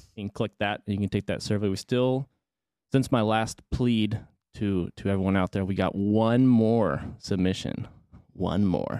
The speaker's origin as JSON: {"language": "English", "town": "Arlington", "region": "Texas", "country": "United States", "tie": "born or raised there", "said": "I'm from Arlington, but I didn't really venture, right, right between Dallas and Fort Worth, I didn't really venture too far outside of that, just kinda stayed at my home base as a, as a kiddo"}